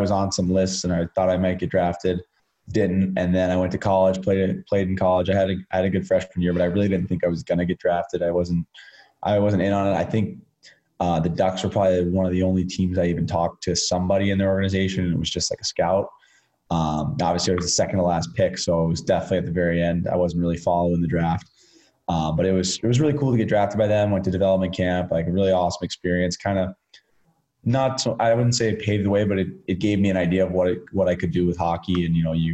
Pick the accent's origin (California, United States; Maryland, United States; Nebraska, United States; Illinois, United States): Illinois, United States; Chicago; moved away; guys I grew up watching in Chicago